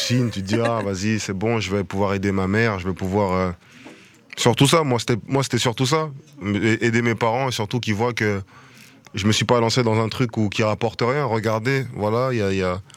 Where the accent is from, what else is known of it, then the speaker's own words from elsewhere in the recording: France; also born or lived in Kinshasa, DR Congo (country of origin); nous les Français, nous les Européens